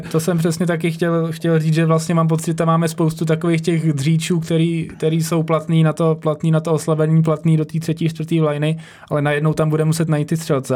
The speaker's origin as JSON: {"language": "Czech", "country": "Czechia", "said": "jako Češi"}